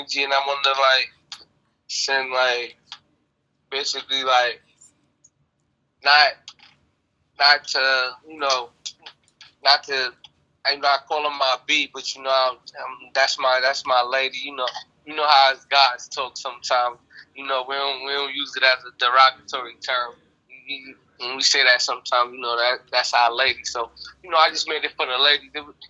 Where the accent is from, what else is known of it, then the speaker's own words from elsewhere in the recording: New York City, New York, United States; also born or lived in Baltimore, Maryland; From Bed-Stuy, Brooklyn